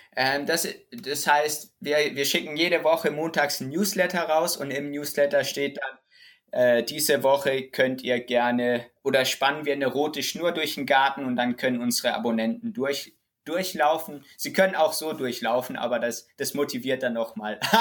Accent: Rhineland-Palatinate, Germany

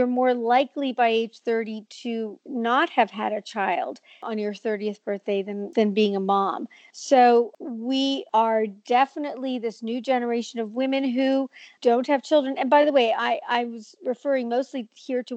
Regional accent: Montreal, Quebec, Canada; moved away as an adult; now in New York, United States; I'm from Montreal. I now live in New York, 25 years, American citizen, all that. But I grew up in Montreal

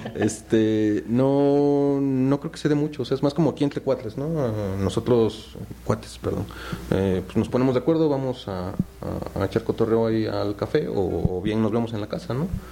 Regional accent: Puebla, Mexico; also born or lived in Tabasco; soy nací en Tabasco y pues, llevo toda mi vida en Puebla, entonces virtualmente soy poblano

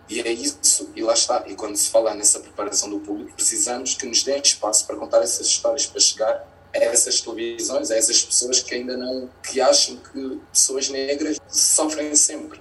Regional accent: Loures, Lisbon, Portugal; also born or lived in Angola; o bairro onde eu cresci, que foi ali é, na Portela da Azóia, pertence ali a Bobadela

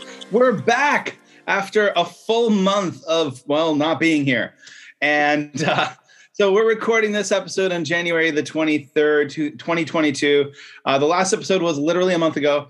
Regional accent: Canada; now in China; a Canadian expat living in China at the moment

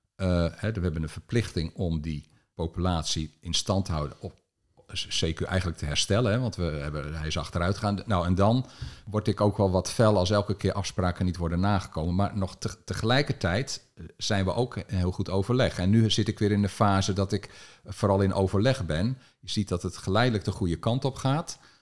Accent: Alphen aan den Rijn, South Holland, Netherlands; Ik ben opgegroeid in Al van der Rijn, in een buitenwijk die, die toen eind jaren 60

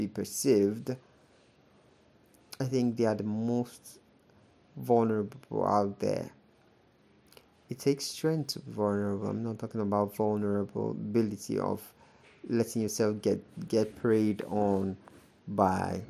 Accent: Nigeria; as a Nigerian

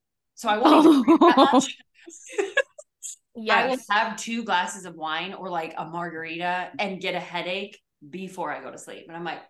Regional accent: Chicago suburbs, Illinois, United States; now in North Carolina, United States; I'm originally from Chicago suburbs

